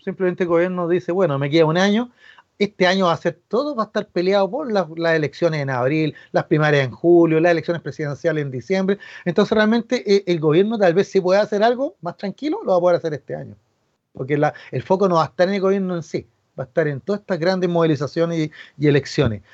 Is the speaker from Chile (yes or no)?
yes; Chile; a nosotros como chilenos